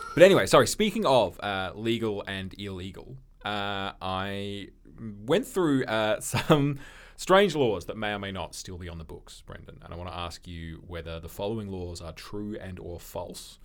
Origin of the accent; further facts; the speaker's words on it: Australia; we're Australian